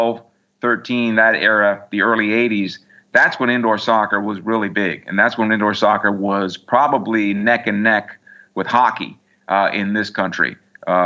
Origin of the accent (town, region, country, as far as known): San Diego, California, United States; born or raised there